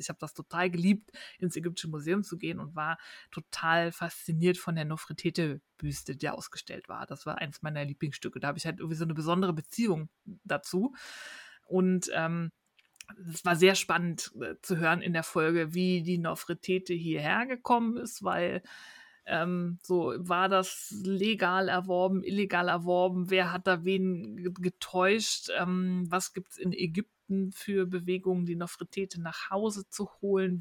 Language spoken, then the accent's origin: German; Germany; bei uns in Deutschland